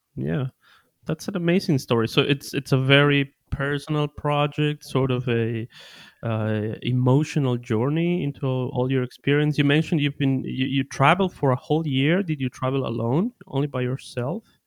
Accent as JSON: {"language": "English", "country": "Ecuador", "also_born_or_lived": "Bielefeld, Germany", "said": "I'm originally from Ecuador in South America"}